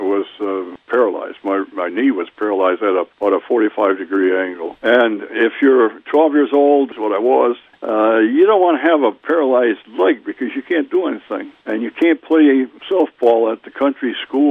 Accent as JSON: {"language": "English", "town": "Wild Rose", "region": "Wisconsin", "country": "United States", "tie": "born or raised there", "said": "My hometown's Wild Rose"}